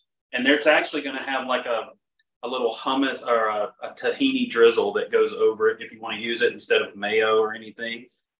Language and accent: English; the South, United States; growing up in the South, it's very hot and humid